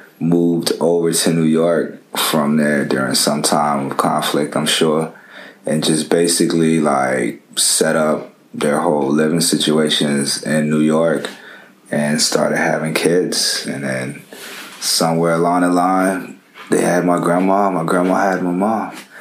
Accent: Japan; my pretty much cultural experiences artistically and musically really came into fruition growing up in Japan.

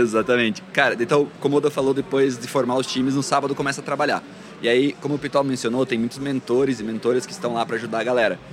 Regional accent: Santa Catarina, Brazil; also born or lived in Florianópolis / Balneário Camboriú; Hoje moro em Floripa, sou de Santa Catarina, mas já vivi aí em várias cidades do estado

